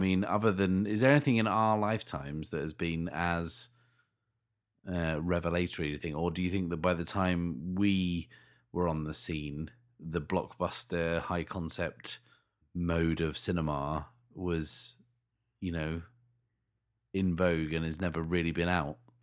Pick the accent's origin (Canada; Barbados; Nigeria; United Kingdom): United Kingdom; we're British